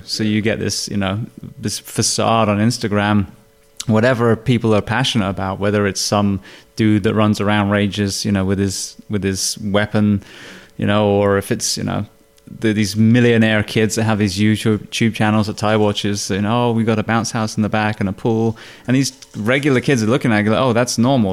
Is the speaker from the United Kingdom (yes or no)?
yes; United Kingdom; now in United States; I'm obviously British